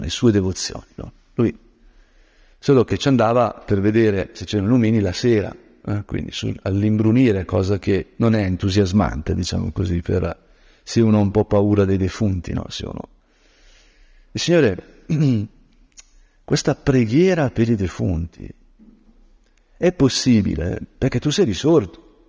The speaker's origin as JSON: {"language": "Italian", "area": "Lombard land", "region": "Lombardy", "country": "Italy", "moved": "yes", "said": "io che sono di origine silvestre, diciamo così, quando nella mia terra longobarda eh, camminavo nei boschi"}